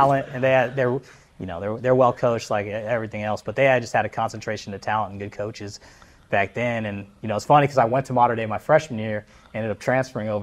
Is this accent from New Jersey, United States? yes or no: no; Orange County, California, United States; also born or lived in Massachusetts; I always have that chill vibe being here from Orange County too.